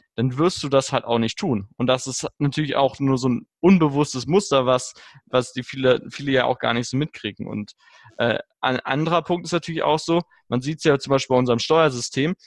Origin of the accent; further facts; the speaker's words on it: Germany; bei uns in Deutschland